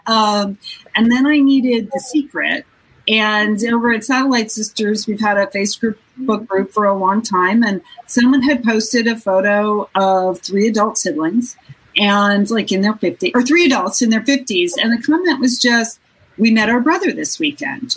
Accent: Southport, Connecticut, United States; now in Pasadena, United States; I grew up in Southport, Connecticut.

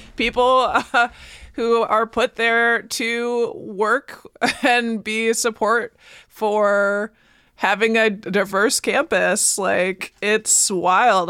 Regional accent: Baraboo, Wisconsin, United States; growing up in Baraboo

